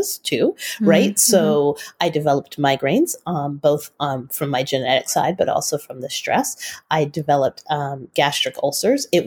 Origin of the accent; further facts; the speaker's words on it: Utah, United States; also born or lived in Bay Area, California; we moved from the Bay Area to Utah County, and that's where I attended high school